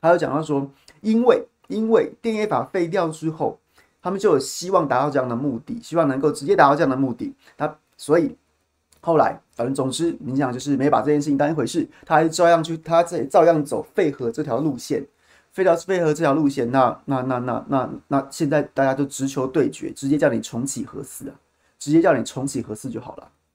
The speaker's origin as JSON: {"language": "Chinese", "country": "Taiwan", "said": "我们，台湾人民"}